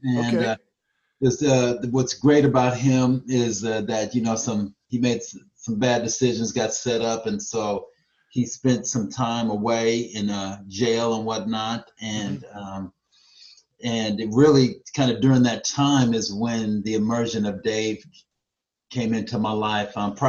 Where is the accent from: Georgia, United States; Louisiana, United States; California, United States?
Louisiana, United States; now in Tacoma, United States; And I grew up in Louisiana and migrated to Tacoma, Washington.